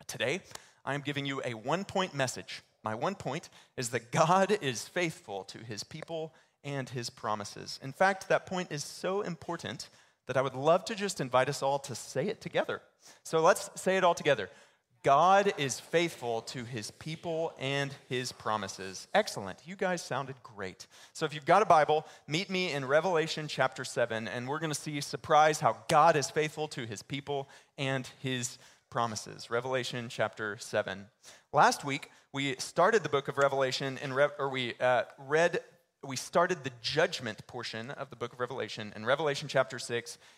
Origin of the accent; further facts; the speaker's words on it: Baytown, Texas, United States; I grew up in Baytown, Texas